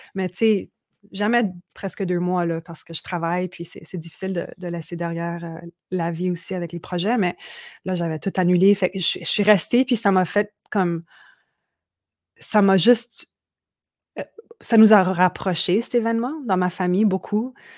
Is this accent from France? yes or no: no; Manitoba, Canada; moved away; also born or lived in Quebec; d'où j'ai grandi, au Manitoba, puis où mes, parents sont encore